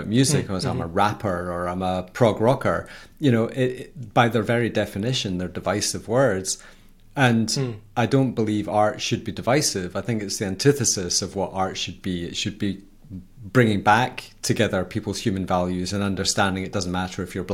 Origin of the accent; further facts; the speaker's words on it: Scotland, United Kingdom; I'm Scottish.